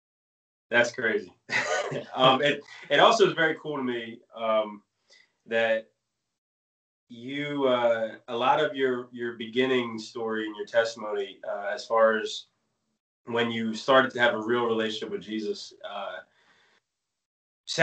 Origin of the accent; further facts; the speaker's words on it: New Jersey, United States; also born or lived in Maine; I moved to Jersey when I was 9.